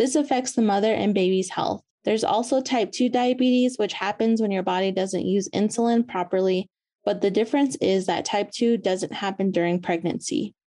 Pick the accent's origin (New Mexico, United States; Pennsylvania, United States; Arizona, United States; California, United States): New Mexico, United States; Shiprock; I'm originally from Shiprock, New Mexico, where I live and work at Diné College as a project coordinator of the Diné College Navajo Maternal and Child Health Project. I am a Navajo woman and mother of two.